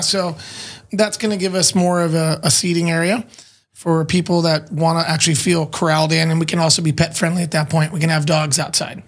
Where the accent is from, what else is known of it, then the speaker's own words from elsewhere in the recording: San Diego, California, United States; I'm not born in Chula, but I'm born and raised in San Diego.